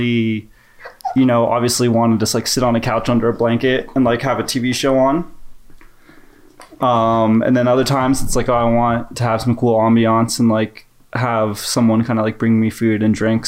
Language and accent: English; Palo Alto, California, United States; now in Denver, United States; I'm from Palo Alto, California.